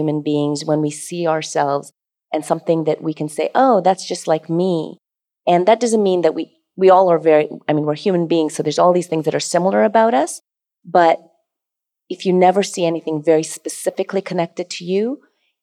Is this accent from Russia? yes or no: no; Alberta, Canada; moved away; also born or lived in Toronto; I grew up in Alberta, even coming to Toronto first